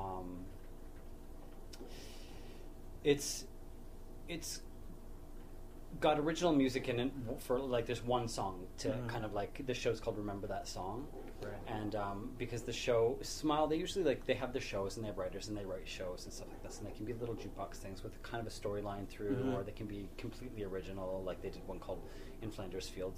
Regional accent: just outside of Ottawa, Ontario, Canada; I grew up in just outside of Ottawa

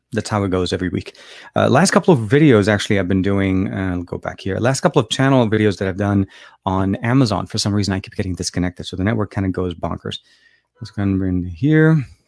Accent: Beirut, Beirut Governorate, Lebanon; moved away; I'm actually from Lebanon, uh, Beirut, Lebanon, uh, Lebanese born

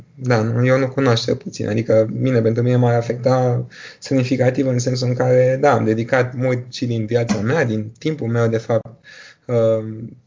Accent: Bucharest, Romania; also born or lived in United Kingdom; M-am născut în România, în București, am urmat aici școala și liceul

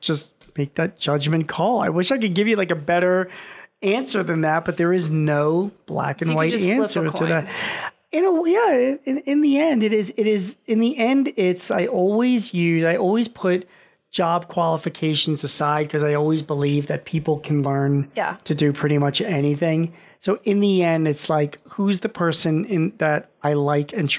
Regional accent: Philadelphia, Pennsylvania, United States; I'm from Philly

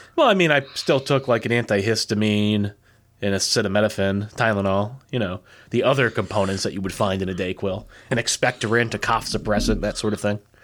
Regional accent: United States; I'm American

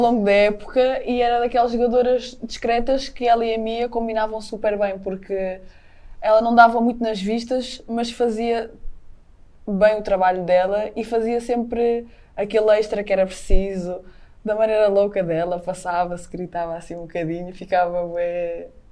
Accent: the North, Northern Portugal, Portugal; moved away; no Norte temos muito aquele, ah, temos de ser muito raçudos

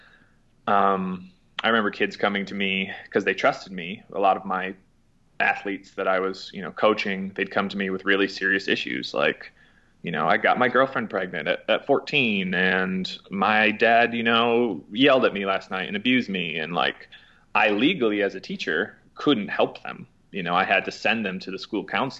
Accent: Mason, Michigan, United States; moved away as an adult; also born or lived in Utah; now in Asheville, United States; I grew up in Lansing, Michigan area, so a little town called Mason, Michigan, southern part of Michigan

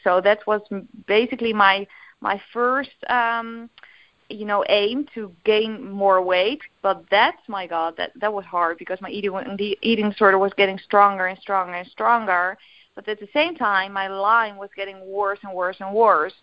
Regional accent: Netherlands; English is a second language; English is, is of course not my native language, uh, but we call it bioresonantie in in Holland.

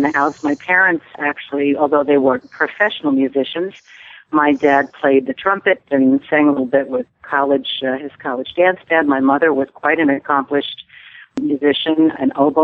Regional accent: Schenectady, New York, United States; also born or lived in Corning, New York; I was actually born in Corning, New York, but my father was transferred when I was very young, only months old. And so I consider Schenectady, New York, my hometown

